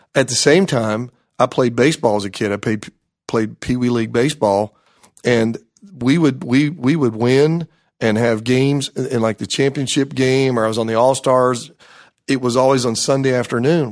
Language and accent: English; Greenville, South Carolina, United States; I grew up in the Greenville, South Carolina area, graduated from Malden High School